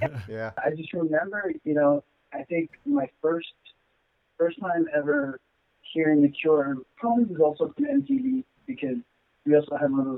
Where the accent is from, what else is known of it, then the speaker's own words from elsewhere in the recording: Long Island, New York, United States; when I was growing up in Long Island